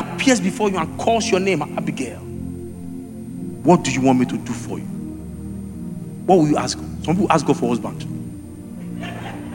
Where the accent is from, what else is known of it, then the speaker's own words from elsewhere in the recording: Egba land, Ogun State, Nigeria; I'm a deep Yoruba person. I come from Egba land. Deeply rooted